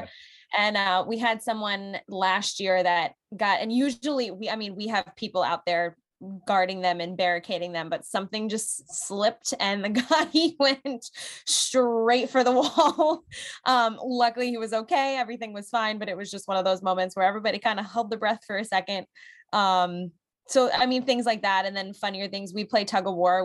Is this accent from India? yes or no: no; New England, Connecticut, United States; moved away; I'm from New England. I have to stay true to my roots out there